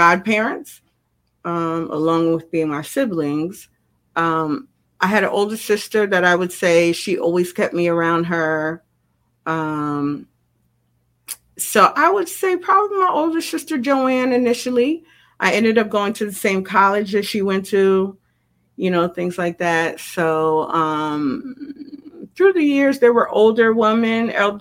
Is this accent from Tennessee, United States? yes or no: no; New York, United States; I'm a New Yorker